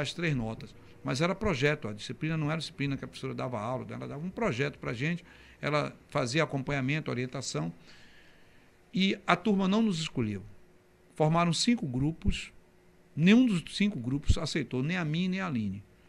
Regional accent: Camaçari, Bahia, Brazil; na estação de Camaçari, saltava na estação da calçada e ia andando até o Colégio Central da Bahia

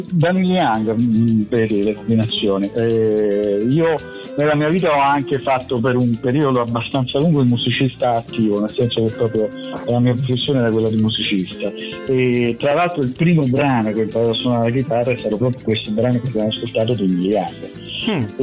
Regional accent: Naples, Campania, Italy; moved away; also born or lived in Rome / Milan; io sono di Napoli, ma sono andato a vivere a Roma

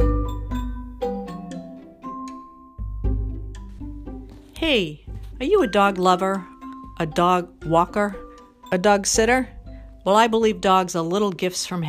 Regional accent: Boston, Massachusetts, United States; I'm from Boston

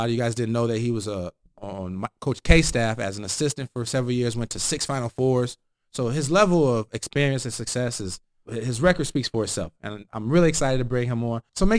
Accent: South Bend, Indiana, United States; I'm from South Bend. I support my hometown.

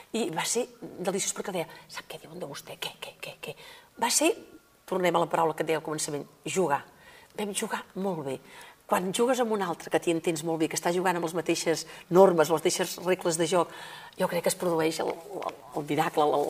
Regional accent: Igualada, Catalonia, Spain; also born or lived in Òdena; jo vinc d'Igualada

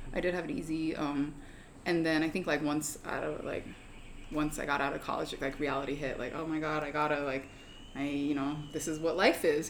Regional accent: Federal Way, Washington, United States; I technically grew up like half an hour out of Seattle in a small town called Federal Way

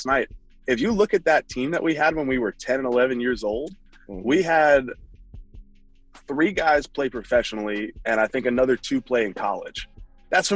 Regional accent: New York City, New York, United States; also born or lived in Westchester, New York; From New York City. Grew up in Manhattan, right at like kind of on the border of Manhattan and the Bronx. And then I moved to Westchester.

